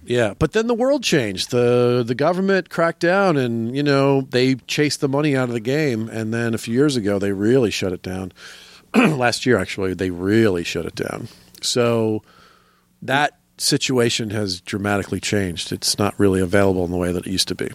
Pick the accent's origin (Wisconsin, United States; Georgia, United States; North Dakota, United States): Georgia, United States; Atlanta; moved away as an adult; also born or lived in Florida / Athens, Georgia / Los Angeles; now in New York, United States; I'm mostly a Georgia boy. I grew up in suburban Atlanta most of my life